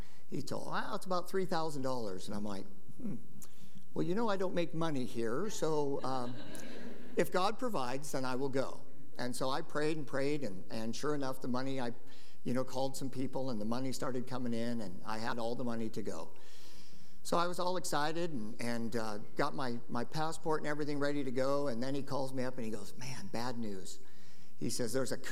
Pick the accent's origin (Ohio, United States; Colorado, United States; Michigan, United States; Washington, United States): Washington, United States; Lynden; I was raised in Linden, went to church in Linden when I was a kid